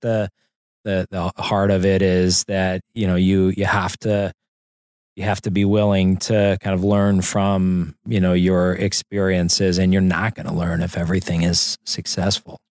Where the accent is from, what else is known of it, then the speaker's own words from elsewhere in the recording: St. Louis, Missouri, United States; moved away; I grew up in Saint Louis